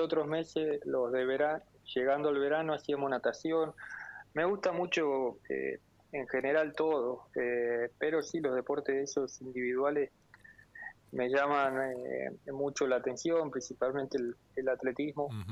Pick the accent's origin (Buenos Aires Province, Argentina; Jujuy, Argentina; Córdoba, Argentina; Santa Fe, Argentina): Córdoba, Argentina; Porteña; moved away; siendo de un pueblo muy chiquito